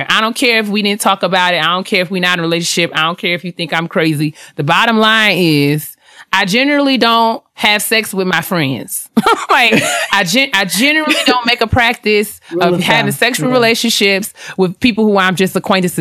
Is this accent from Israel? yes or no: no; New York, United States; I'm from New York